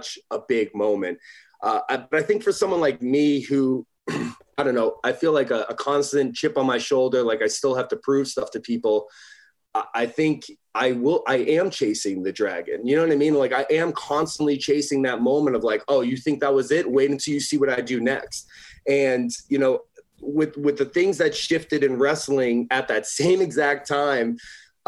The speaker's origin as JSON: {"language": "English", "region": "Northeast", "country": "United States", "tie": "born or raised there", "said": "as a kid growing up in the Northeast"}